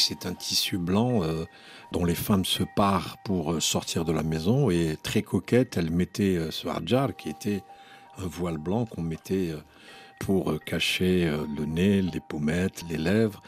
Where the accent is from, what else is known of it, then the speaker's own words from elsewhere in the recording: Algiers, Algiers Province, Algeria; moved away as an adult; now in France; moi je suis né à Alger